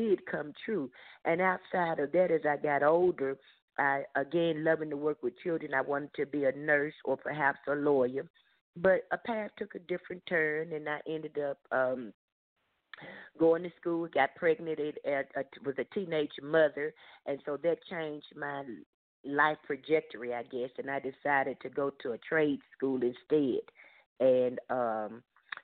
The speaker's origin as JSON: {"language": "English", "town": "Memphis", "region": "Tennessee", "country": "United States", "tie": "born or raised there", "said": "I grew up in the South in the city of Memphis, the state of Tennessee"}